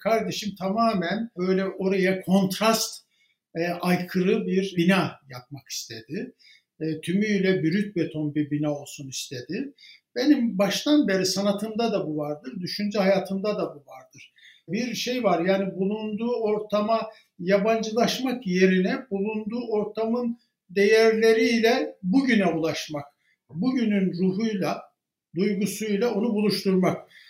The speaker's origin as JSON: {"language": "Turkish", "area": "Baksı", "region": "Bayburt", "country": "Turkey", "tie": "born or raised there", "moved": "yes"}